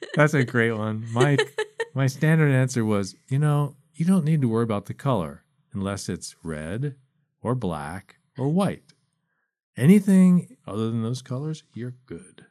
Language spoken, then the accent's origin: English; East Coast, United States; I grew up on the East Coast